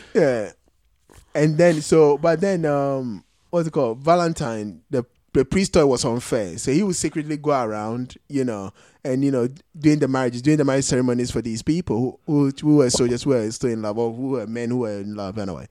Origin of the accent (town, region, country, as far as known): Ghana